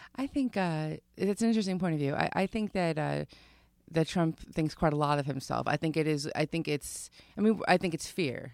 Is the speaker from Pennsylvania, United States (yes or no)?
no; Long Island, New York, United States; I grew up on Long Island